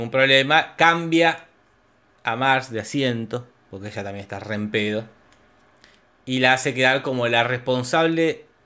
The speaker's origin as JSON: {"language": "Spanish", "town": "Villa General Belgrano", "region": "Córdoba", "country": "Argentina", "said": "Si es un lugar de Alemania y si yo soy de Villa General Belgrano, este, les puedo explicarlo, pero bueno."}